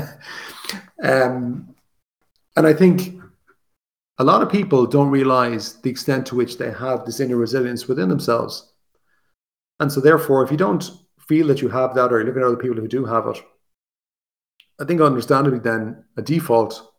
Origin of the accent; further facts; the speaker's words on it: Ireland; As Irish people